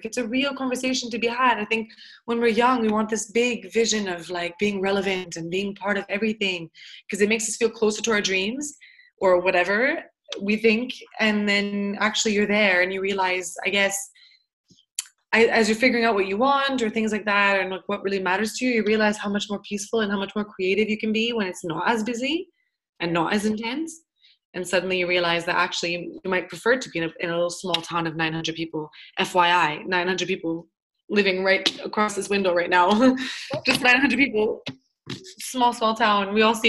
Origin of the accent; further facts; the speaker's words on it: Montreal, Quebec, Canada; So because I'm from Montreal, I just say French Canada.